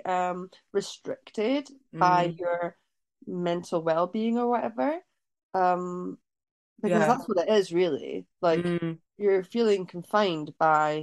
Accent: Scotland, United Kingdom; I grew up in Scotland

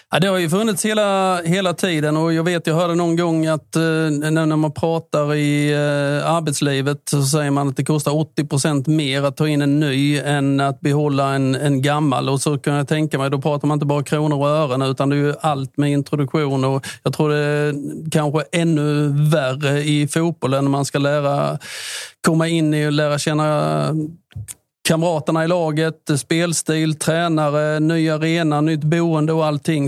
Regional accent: Listerlandet, Blekinge, Sweden; vi är från Listerlandet

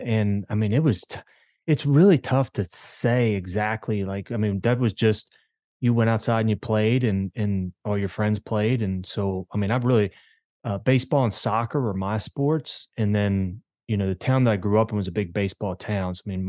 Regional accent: Maryland, United States; I grew up in Maryland. I've lived in 6 different states and grew up in a small town in Maryland. It's a railroad town, baseball town.

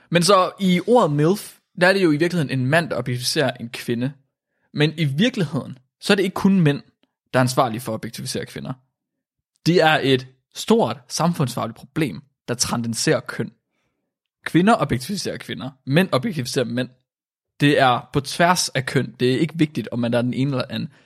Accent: Vildbjerg, Central Denmark Region, Denmark; jeg er ikke født i Vildbjerg, jeg er opvokset i Vildbjerg.

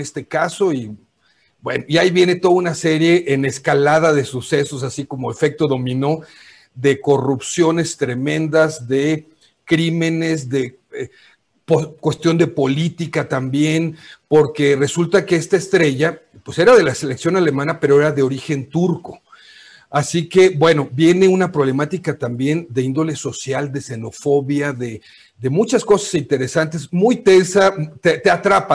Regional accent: Mexico; como decimos en México

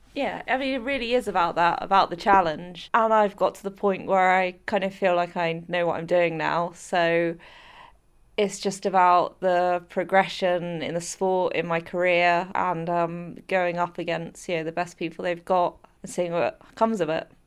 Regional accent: United Kingdom; my home country

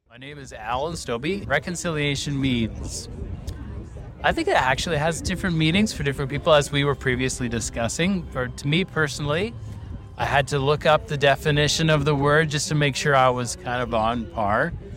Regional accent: Canada; we're all Canadian

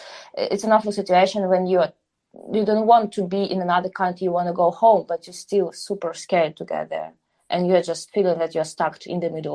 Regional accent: Donbas, Ukraine; also born or lived in Kyiv; now in Warsaw, Poland; Yeah, so just somehow I'm a girl from Donbass, but with a Greek blood and roots who moved to Kyiv then. And now I'm in Warsaw.

